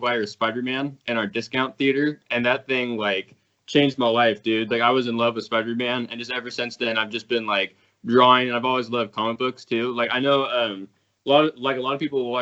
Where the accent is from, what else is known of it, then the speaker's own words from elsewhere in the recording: Washington, United States; I'm from Washington State in the U.S.